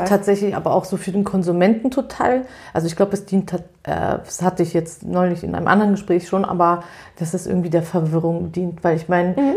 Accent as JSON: {"language": "German", "region": "Berlin", "country": "Germany", "said": "ich komme ja aus Berlin"}